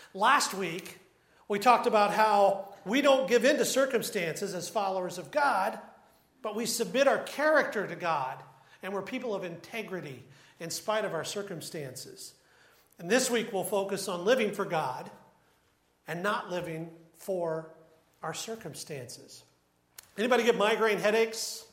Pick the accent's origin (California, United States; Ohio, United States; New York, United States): Ohio, United States; Troy; I grew up in Troy, and we were about 15 minutes from Wright-Patterson Air Force Base